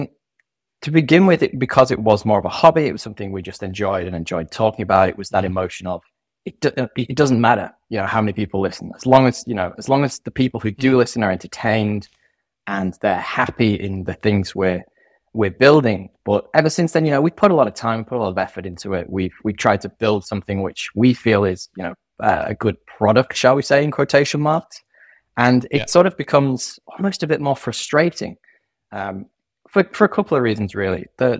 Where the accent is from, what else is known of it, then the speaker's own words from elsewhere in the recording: United Kingdom; now in Sydney, Australia; our USP is that I'm a Brit and he's an American and we both live in Sydney.